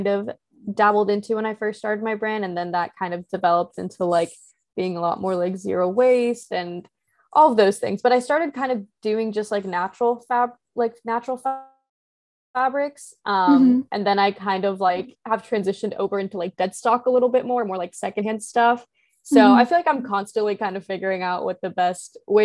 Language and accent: English; Midwest, United States; growing up in the Midwest